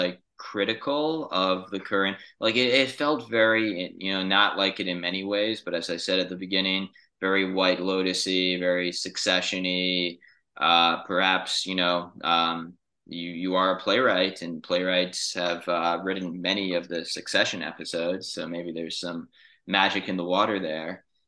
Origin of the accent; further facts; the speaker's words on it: New York City, New York, United States; I grew up in New York City